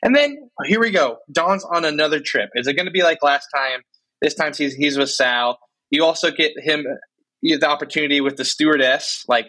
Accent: United States; I watched The West Wing because I'm from America, so.

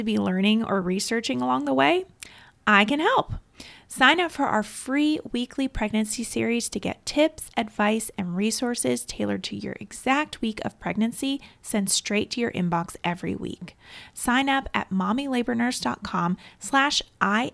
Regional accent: North Carolina, United States; also born or lived in Raleigh; University of North Carolina, Chapel Hill. Woohoo! My home state. Well, I'm not in Chapel Hill. I'm in Raleigh

